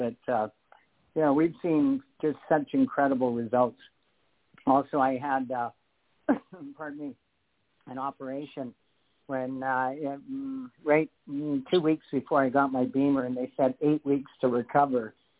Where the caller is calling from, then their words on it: Canada; calling from Canada.